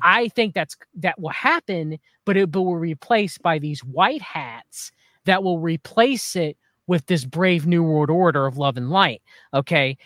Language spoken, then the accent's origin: English; United States; as an American citizen